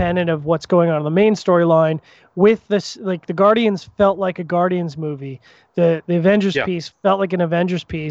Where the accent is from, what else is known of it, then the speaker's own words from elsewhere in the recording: Canada; as a Canadian